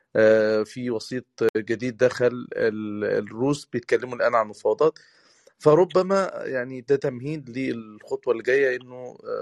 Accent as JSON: {"language": "Arabic", "country": "Egypt", "said": "احنا كمصريين"}